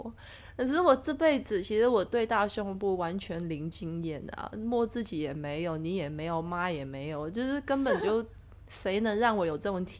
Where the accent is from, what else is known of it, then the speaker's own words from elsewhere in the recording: Hong Kong; accent: Hong Kong; Chinese is a second language; 我的专注力只要不好，我的港腔就会变严重。